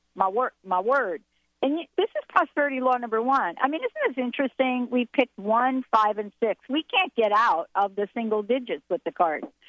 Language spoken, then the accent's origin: English; New Jersey, United States; now in Washington, United States; I'm from New Jersey.